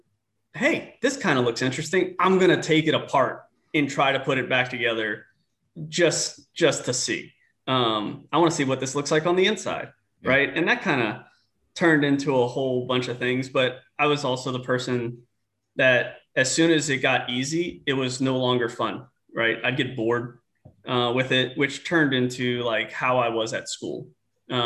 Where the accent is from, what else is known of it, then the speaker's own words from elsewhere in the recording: New Orleans, Louisiana, United States; moved away; I grew up in New Orleans, Louisiana